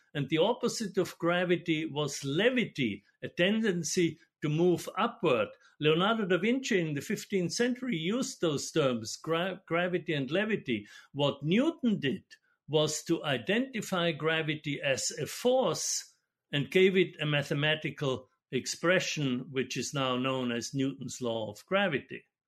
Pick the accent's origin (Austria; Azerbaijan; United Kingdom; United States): Austria; moved away; I'm Austrian, and so I grew up in Austria and studied in Vienna